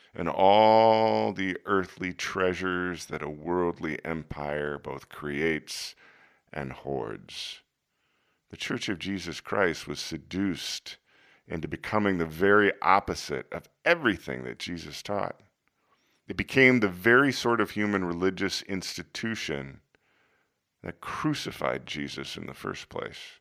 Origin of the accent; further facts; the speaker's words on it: United States; growing up in America